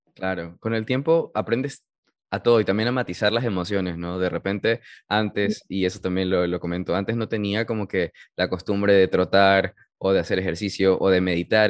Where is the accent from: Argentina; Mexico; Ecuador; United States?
United States; moved away; yo viví mi niñez en Estados Unidos, estoy high school allá, y con el tiempo perdí el, el, idioma